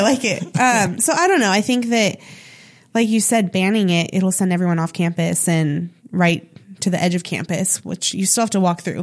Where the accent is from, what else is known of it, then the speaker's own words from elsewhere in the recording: Sonoma, California, United States; moved away as an adult; now in Chico, United States; my hometown a little bit, Sonoma